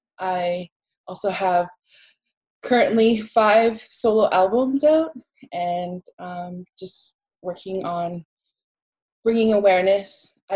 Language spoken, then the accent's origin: English; New York, United States; And I come from the New Hulk Nation, and I come from Onondaga Nation.